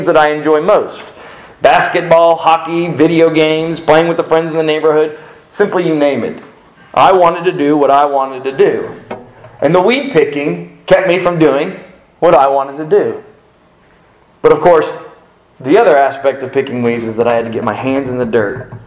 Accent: South Florida, United States; I grew up in South Florida

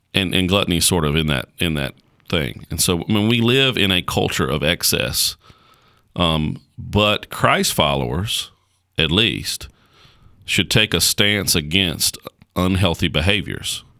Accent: United States; as an American

